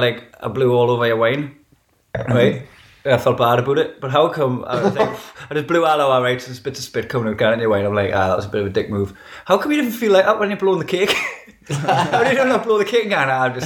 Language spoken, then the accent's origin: English; England, United Kingdom; Because I'm English. It's like you're born there, right.